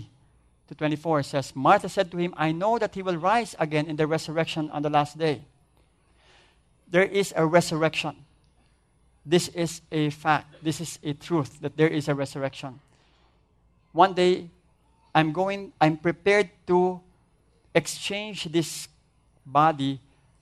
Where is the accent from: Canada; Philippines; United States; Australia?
Philippines; as Filipino